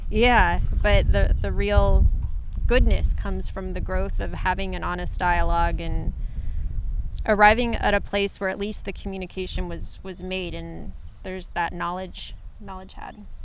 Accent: Ohio, United States; moved away; also born or lived in San Francisco / Los Angeles / England; I was raised in Ohio.

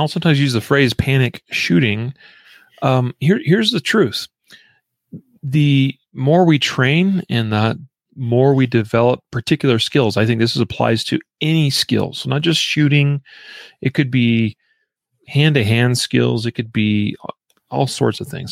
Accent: Idaho, United States; moved away; this comes from my home state.

